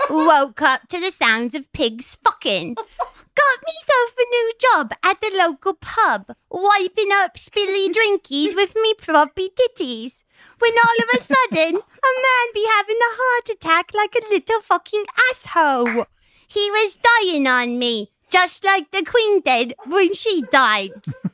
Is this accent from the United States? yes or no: no; England, United Kingdom; I'm from England.